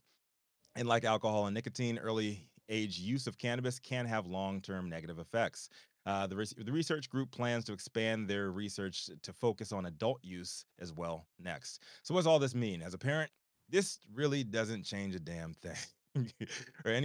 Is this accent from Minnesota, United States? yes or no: no; Virginia, United States; moved away as an adult; also born or lived in Chicago; where I'm from in Virginia